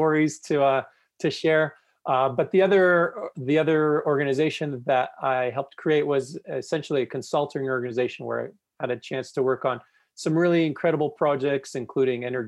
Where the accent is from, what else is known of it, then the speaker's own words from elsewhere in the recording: Toronto, Ontario, Canada; moved away as an adult; now in Calgary, Canada; Toronto, which is actually my hometown